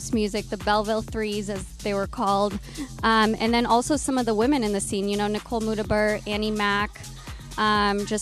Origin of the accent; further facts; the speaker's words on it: Romania; also born or lived in Seattle; now in Los Angeles, United States; I was born in Romania, from Romania